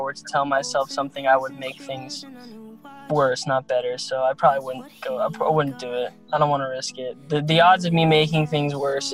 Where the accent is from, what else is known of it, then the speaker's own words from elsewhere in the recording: Arizona, United States; I'm from Arizona